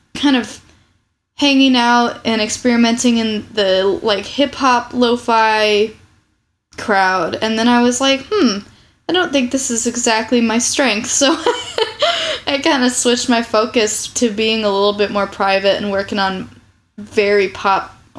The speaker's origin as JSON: {"language": "English", "town": "Champaign", "region": "Illinois", "country": "United States", "tie": "born or raised there", "also_born_or_lived": "Urbana, Illinois", "moved": "as an adult", "lives_now": "Chicago, United States", "said": "I grew up in Champaign. I was born in Urbana, technically"}